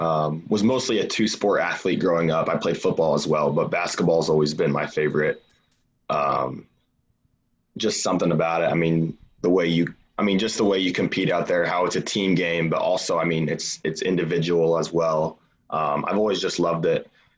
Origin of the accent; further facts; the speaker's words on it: Warsaw, Indiana, United States; Yep, Northern Indiana, Warsaw.